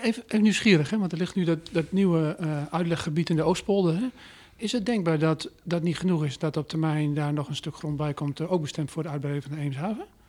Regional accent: Veenkoloniën, Groningen, Netherlands; als Groninger, hè, ehm, eh, ik ben opgegroeid in de Venkoloniën.

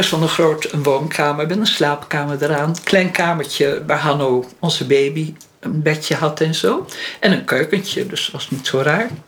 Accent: Holland, Netherlands; Op zo'n dorpje, daar komt zo'n Hollandse hibbel aan.

